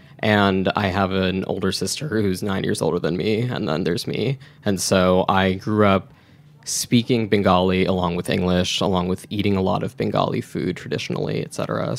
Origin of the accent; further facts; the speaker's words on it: North Brunswick, New Jersey, United States; also born or lived in Edison, New Jersey; I was born in Edison, which is saturated with a lot of Indian immigrants, like my parents. And then I grew up in North Brunswick